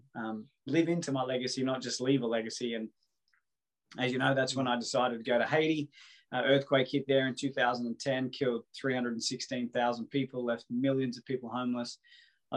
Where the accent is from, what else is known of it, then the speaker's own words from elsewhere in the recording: Coffs Harbour, New South Wales, Australia; also born or lived in Sydney; my hometown of Coffs Harbour.